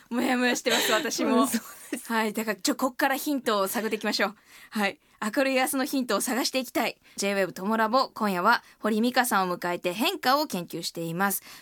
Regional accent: Okayama, Japan; now in Tokyo, Japan; 地元岡山なんです

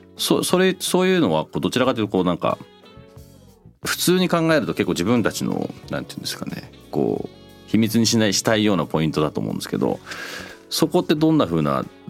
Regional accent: United Kingdom; moved away; 僕なんかイギリスで育ってる

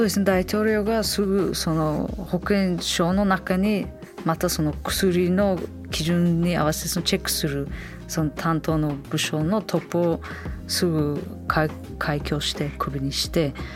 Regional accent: Samarkand, Samarqand Region, Uzbekistan; 私のふるさとサマルカンド

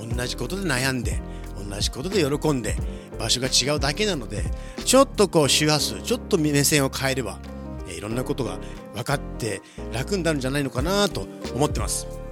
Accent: Los Angeles, California, United States; also born or lived in Tokyo, Japan; 生まれはね東京なんですけれども親父の仕事の都合で幼稚園からここロサンゼ

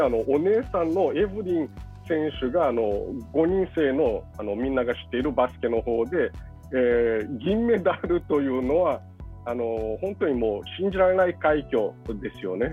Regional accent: Brazil; moved away; 僕自身はそのブラジルで生まれ育ったわけですけど

